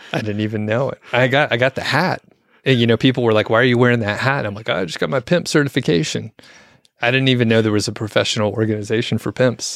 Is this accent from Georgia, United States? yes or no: yes; Atlanta, Georgia, United States; I'm from the Atlanta area